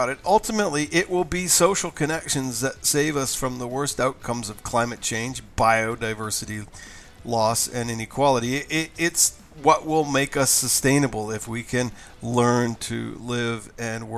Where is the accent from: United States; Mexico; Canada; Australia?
Mexico; I'm from Mexico